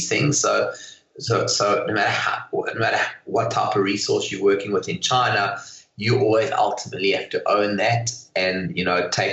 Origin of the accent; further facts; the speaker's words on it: South Africa; moved away as an adult; now in Hong Kong; Originally from South Africa